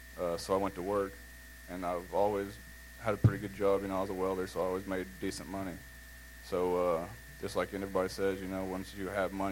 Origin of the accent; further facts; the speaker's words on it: Walnut Grove, Missouri, United States; I grew up in Walnut Grove. I lived there my whole life. Small farm. My grandparents owned a farm. We raised registered limousine and Angus.